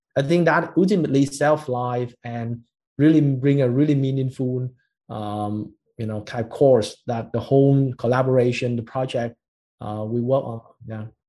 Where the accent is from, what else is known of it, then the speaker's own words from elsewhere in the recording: Ho Chi Minh City, Vietnam; we as a Vietnamese like born and raised in Saigon